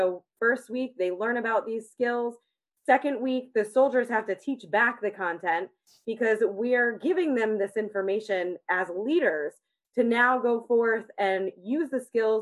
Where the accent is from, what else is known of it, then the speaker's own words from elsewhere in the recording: Connecticut, United States; moved away as an adult; also born or lived in Kentucky; I am originally from Connecticut